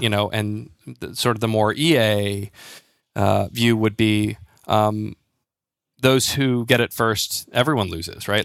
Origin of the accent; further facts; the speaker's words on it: United States; moved away as an adult; now in United Kingdom; I'm an American living in the U K. I've been here for about a decade now